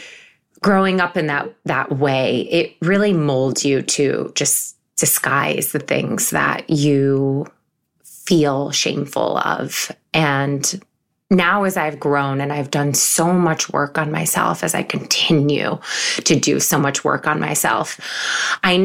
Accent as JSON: {"language": "English", "town": "Syracuse", "region": "New York", "country": "United States", "tie": "born or raised there", "moved": "as an adult", "lives_now": "New York City, United States", "said": "I grew up in Syracuse, New York"}